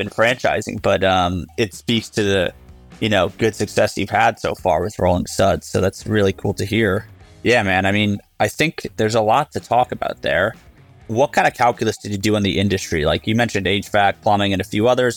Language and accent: English; New Jersey, United States; I grew up in New Jersey